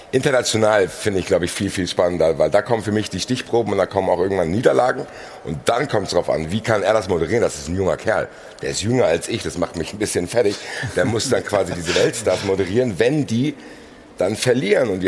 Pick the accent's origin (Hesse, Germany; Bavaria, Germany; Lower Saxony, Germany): Hesse, Germany; Frankfurt; ich als Frankfurter würde Sané sofort nehmen.